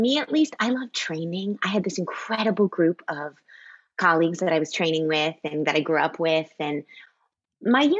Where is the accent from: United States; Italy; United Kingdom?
United States; just outside of Boston, Massachusetts; I grew up just outside of Boston.